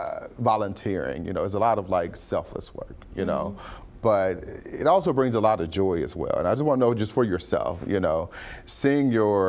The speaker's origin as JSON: {"language": "English", "town": "St. Louis", "region": "Missouri", "country": "United States", "said": "I'm from the Show Me State. I'm from St. Louis."}